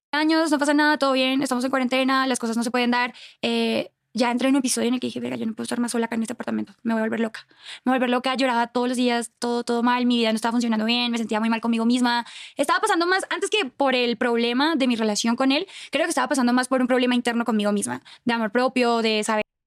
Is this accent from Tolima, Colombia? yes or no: no; Cúcuta, Norte de Santander, Colombia; moved away as an adult; also born or lived in Bogotá, Colombia; now in Mexico; Cúcuta, de donde yo soy